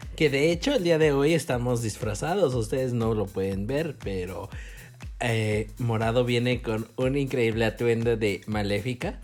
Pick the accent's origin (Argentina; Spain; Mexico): Mexico; somos mexicanos